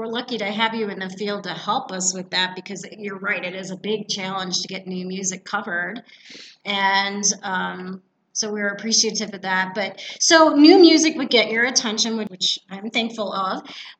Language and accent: English; Longmont, Colorado, United States; now I'm in my hometown, Longmont, Colorado, at the Longmont Library